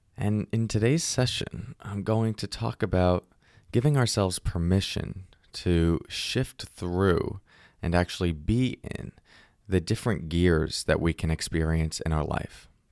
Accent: Northeast, United States; I grew up in the Northeast

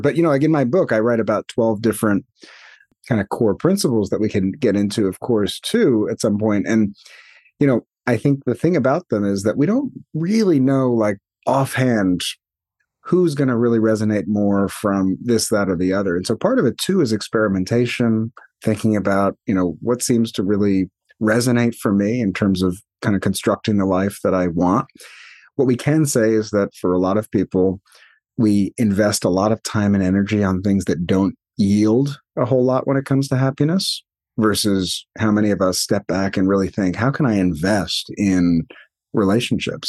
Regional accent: New York, United States; moved away as an adult; now in California, United States; more than half my life, still more than half my life is, was spent in New York

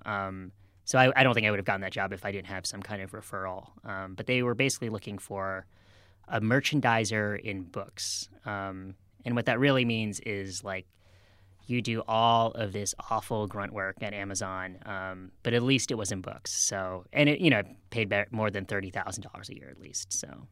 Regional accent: outside of Boston, Massachusetts, United States; moved away; I grew up outside of Boston

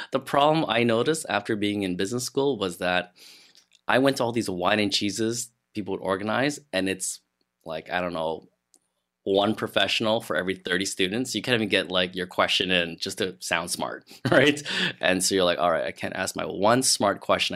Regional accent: Montreal, Quebec, Canada; moved away as an adult; now in Ottawa, Canada; I'm from Montreal. That's where I grew up. And I had just moved to Ottawa a year or so

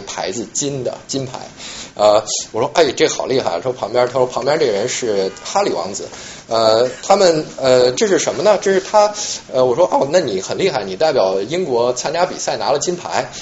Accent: China; now in New York, United States; 作为一个中国人

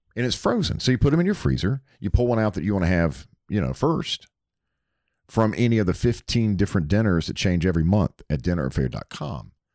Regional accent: Hickory, North Carolina, United States; now in Alpharetta, United States; I grew up in Hickory, North Carolina, about sixty miles outside of Charlotte

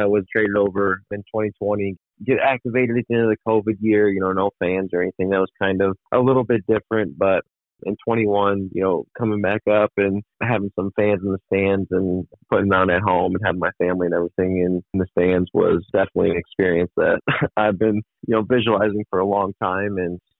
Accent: Detroit, Michigan, United States; growing up in Detroit

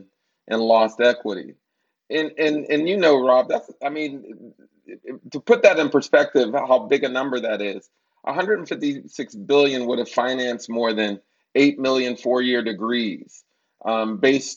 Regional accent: Wilkinsburg, Pennsylvania, United States; moved away; my hometown of Wilkinsburg, Pennsylvania, and I would visit the home where I grew up

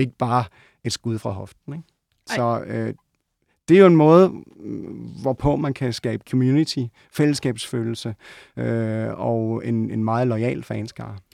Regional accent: Odense, Southern Denmark, Denmark; moved away; also born or lived in Copenhagen; lige da jeg var flyttet til København. Jeg var fra Odense.

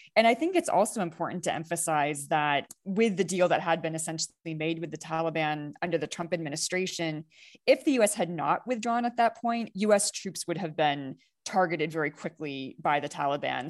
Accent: United States; as an American citizen and voter

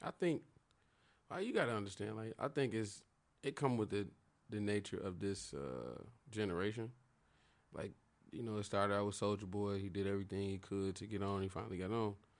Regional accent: Chicago, Illinois, United States; I'm from Chicago

